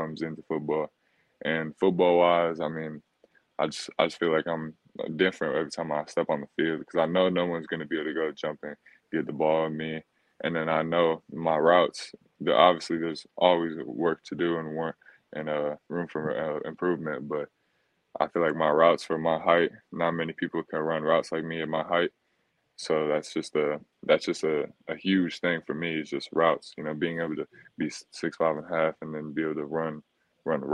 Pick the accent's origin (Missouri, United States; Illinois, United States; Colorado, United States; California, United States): Illinois, United States; Chicago; moved away; So we're from Chicago. So back in Chicago, I would train every day after school.